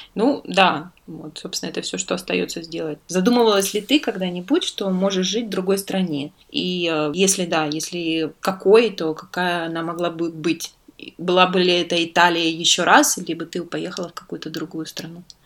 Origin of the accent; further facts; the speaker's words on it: southern Russia, Russia; now in Italy; у нас на юге